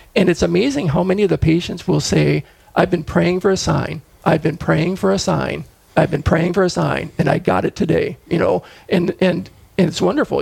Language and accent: English; Fargo, North Dakota, United States; also born or lived in Rochester, Minnesota / Brainerd, Minnesota; I grew up in Fargo.